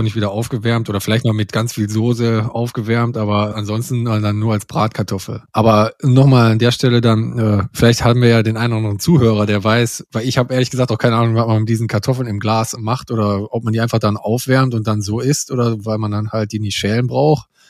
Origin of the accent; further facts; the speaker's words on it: North Rhine-Westphalia, Germany; hier am Niederrhein, oder wo ich herkomme aus der Gegend